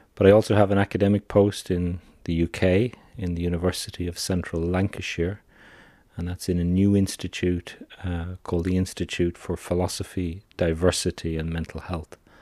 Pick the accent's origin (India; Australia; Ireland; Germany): Ireland; I'm an Irish psychiatrist